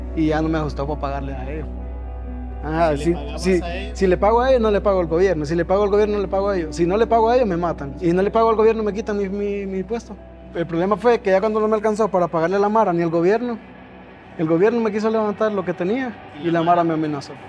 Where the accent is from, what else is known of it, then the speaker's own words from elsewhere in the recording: Honduras; moved away as an adult; now in Mexico City, Mexico; salí de, de Honduras el 20 21 de noviembre de 2019